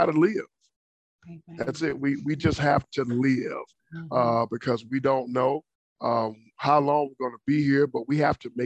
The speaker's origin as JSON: {"language": "English", "town": "Dallas", "region": "Texas", "country": "United States", "tie": "born or raised there", "moved": "as an adult", "lives_now": "Florida, United States", "said": "born and raised in Dallas, Texas"}